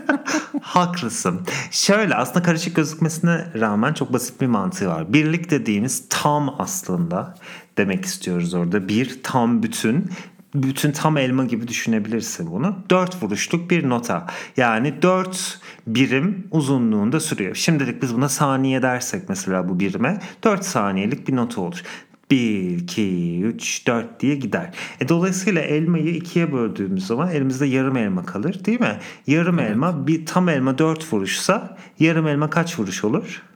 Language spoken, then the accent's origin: Turkish; Istanbul, Turkey; Kadıköy'de büyüdüm